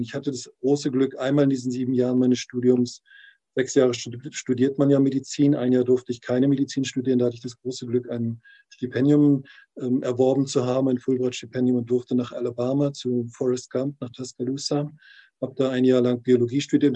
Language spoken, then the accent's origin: German; Mecklenburg-Vorpommern, Germany; moved away; also born or lived in Berlin / Thailand; in meine Heimat zurück